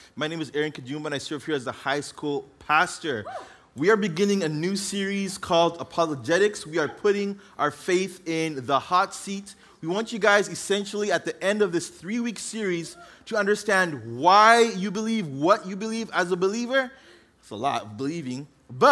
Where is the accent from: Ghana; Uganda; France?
Uganda; also born or lived in Oxnard, California, United States; now in United States; grew up in Uganda to an African-American mom and an African father who was born in Uganda